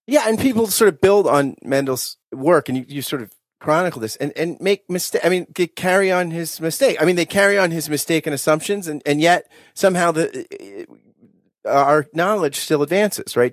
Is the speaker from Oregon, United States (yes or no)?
no; New Jersey, United States; I grew up in South Jersey